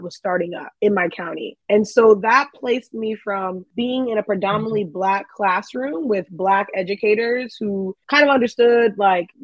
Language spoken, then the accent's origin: English; Maryland, United States; also born or lived in Kumasi, Ghana / Minnesota; I mainly grew up in Maryland, but I was born in Ghana.